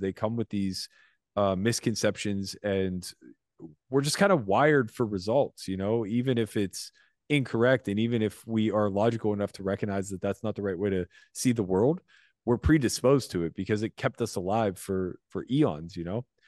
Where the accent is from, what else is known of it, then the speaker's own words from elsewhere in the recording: United States; as an American